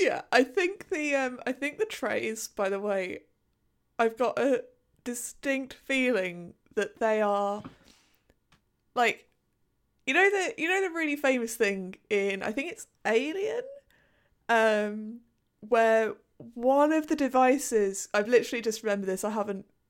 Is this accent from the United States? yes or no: no; United Kingdom; a British person in 2021